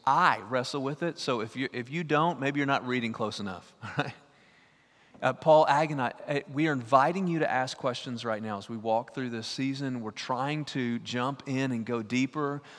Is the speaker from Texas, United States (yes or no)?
yes; East Texas, United States; I'm from East Texas